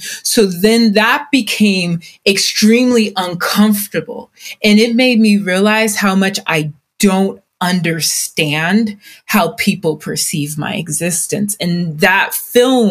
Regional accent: United States

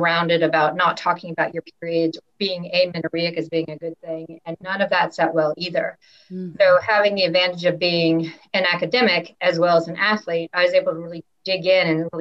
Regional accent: United States; growing up in the States

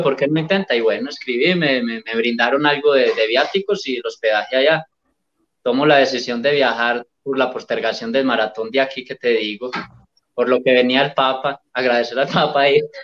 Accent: Medellín, Antioquia, Colombia; el maratón de Medellín, que siempre es aquí en mi pueblo

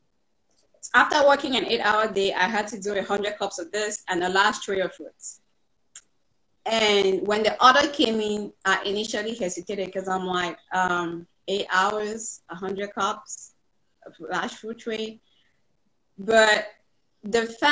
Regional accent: Cameroon; moved away as an adult; now in United States; I grew up in Cameroon for the first 18 years

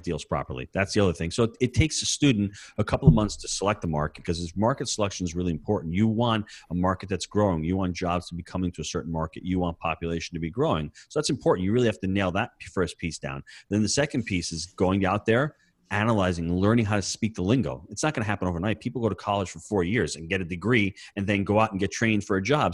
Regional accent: New York, United States; being a New Yorker

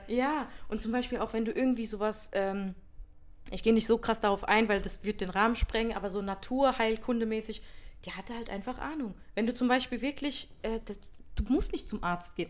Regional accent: Germany; dass wir irgendwie hier geboren sind in Deutschland

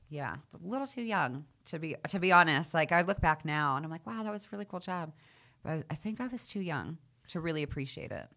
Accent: Redondo Beach, California, United States; also born or lived in Beverly Hills, California / Palos Verdes, California; I spent the most of my, like, childhood and then teen years in, like, Redondo Beach or Palos Verdes, California.

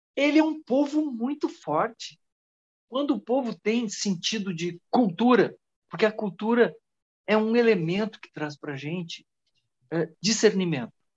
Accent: Soledade, Rio Grande do Sul, Brazil; also born or lived in Giruá, Rio Grande do Sul; Saí de, de soledade, meio fugido, assim, da família

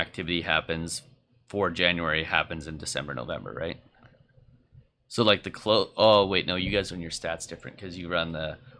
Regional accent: Alberta, Canada; Yeah, I'm from Alberta, so...

